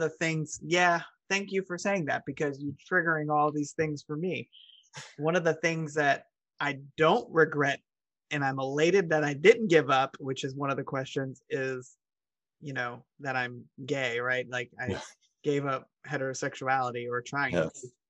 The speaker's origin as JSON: {"language": "English", "town": "Cincinnati", "region": "Ohio", "country": "United States", "tie": "born or raised there", "moved": "as an adult", "lives_now": "Louisville, United States", "said": "No, I'm from Cincinnati, Ohio. Ohio side. And then I moved to Louisville."}